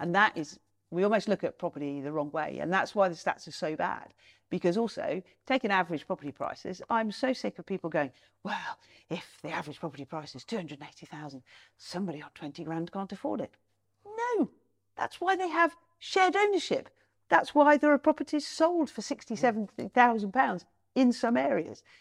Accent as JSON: {"language": "English", "town": "Nottingham", "region": "East Midlands", "country": "United Kingdom", "tie": "born or raised there", "said": "my hometown, Nottingham"}